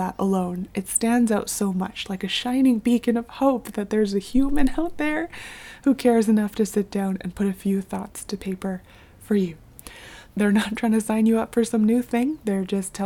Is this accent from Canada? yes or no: yes; Canada; I'm born and raised in North America, specifically Canada